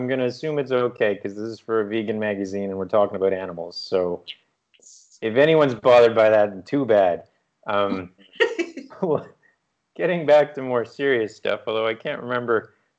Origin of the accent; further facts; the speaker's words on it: East Coast, United States; maybe part of it's because I grew up on the East Coast, so the Atlantic Ocean is not a welcoming...